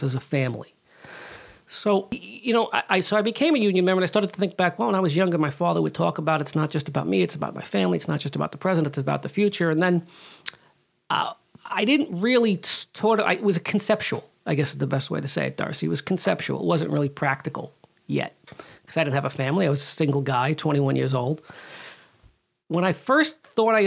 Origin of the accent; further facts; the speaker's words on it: New York City, New York, United States; I grew up in the Bronx in the 80s and 70s and 80s, really